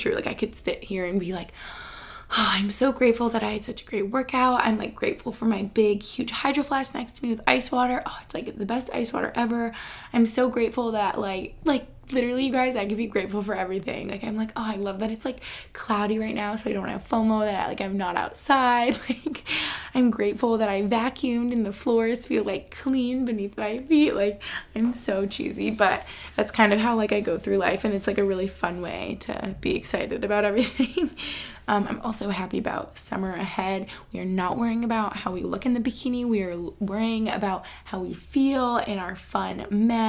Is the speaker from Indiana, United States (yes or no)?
no; Albany, New York, United States; also born or lived in Boston; now in Pennsylvania, United States; where I grew up in Albany